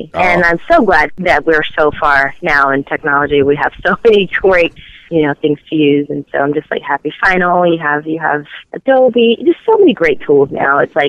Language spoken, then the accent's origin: English; Gainesville, Florida, United States; I am from, Gainesville.